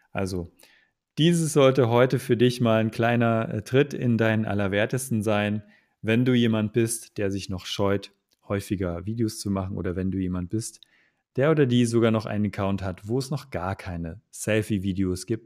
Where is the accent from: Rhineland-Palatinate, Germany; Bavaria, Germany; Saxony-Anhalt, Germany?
Saxony-Anhalt, Germany; Magdeburg; also ich komme ja aus ursprünglich aus Magdeburg. Das ist äh, im Osten Deutschlands.